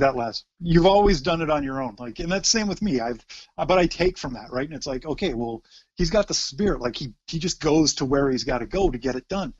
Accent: Oshawa, Ontario, Canada; never ever said we were from anywhere else but Oshawa

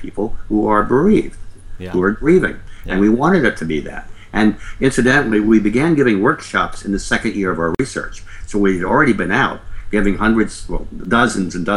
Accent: Long Island, New York, United States; moved away as an adult; also born or lived in New Jersey / Jupiter, Florida; I was raised on Long Island and grew up in New York

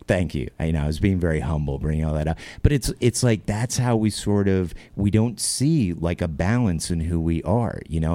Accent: New York, United States; born and raised New Yorker

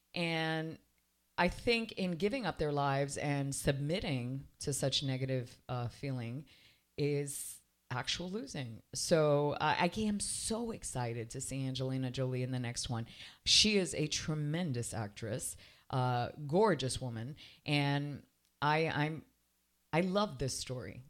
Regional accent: Canada; now in Miami, United States; I was raised in Canada

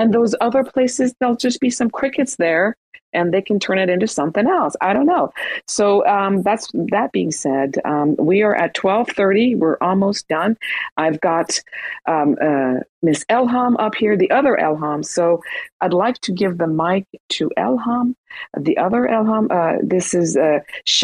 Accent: Iran; now in United States; I'm from Iran, living in the States

